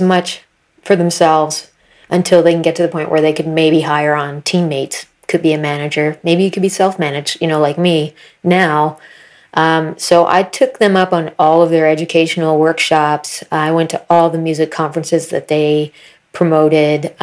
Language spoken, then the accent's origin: English; Atlantic Canada, New Brunswick, Canada; also born or lived in Florida / Austin, Texas; now in Nova Scotia, Canada; growing up in New Brunswick province in Atlantic Canada